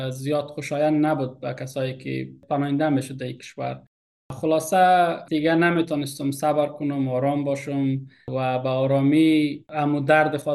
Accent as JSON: {"language": "Persian", "country": "Afghanistan", "moved": "yes", "lives_now": "Australia", "said": "بالاخره من هزاره هستم از افغانستان"}